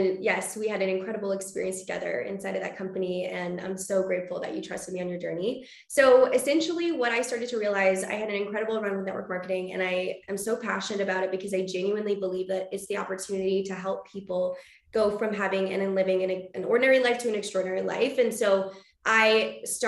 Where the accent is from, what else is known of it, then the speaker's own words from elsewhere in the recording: British Columbia, Canada; now in Vancouver, Canada; I was originally born in like a really small town about 4 hours outside